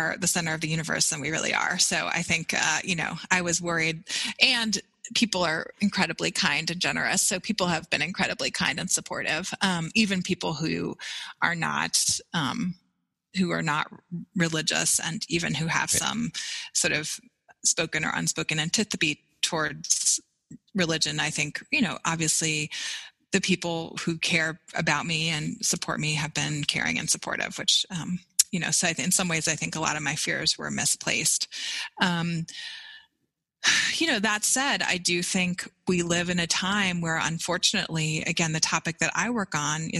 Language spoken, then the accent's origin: English; outside of Boston, Massachusetts, United States; I grew up outside of Boston